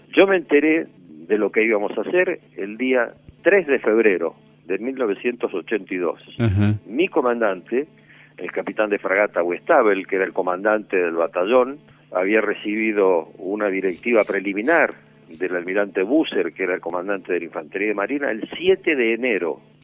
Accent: Puerto Belgrano, Buenos Aires Province, Argentina; Yo nací en Puerto Belgrano

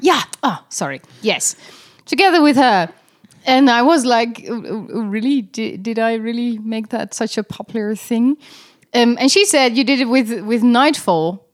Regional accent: Netherlands; I'm, I'm Dutch

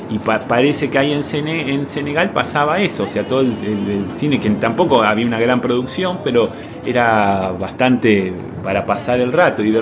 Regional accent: Uruguay; No, somos. bueno, yo soy uruguayo.

